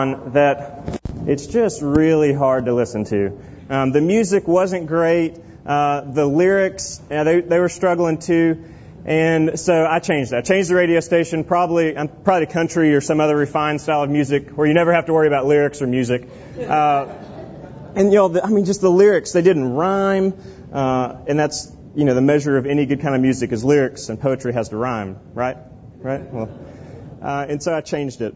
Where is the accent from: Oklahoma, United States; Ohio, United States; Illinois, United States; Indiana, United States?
Oklahoma, United States; at this church I grew up in Oklahoma